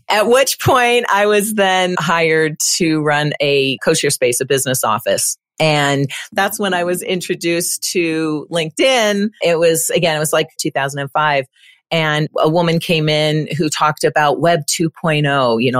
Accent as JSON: {"language": "English", "town": "Windsor", "region": "Ontario", "country": "Canada", "tie": "born or raised there", "also_born_or_lived": "Kitchener-Waterloo, Canada / British Columbia, Canada / Florida, United States", "moved": "as an adult", "lives_now": "Colorado, United States", "said": "I'm Canadian. I was born in Canada and actually lived in Windsor for a very long time."}